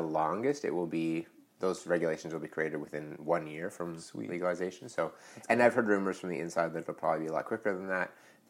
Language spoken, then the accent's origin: English; near Blue Mountain, 2 hours north of Toronto, Ontario, Canada; also born or lived in Whistler, BC; now in Vancouver, Canada; I grew up about 2 hours north of Toronto near Blue Mountain.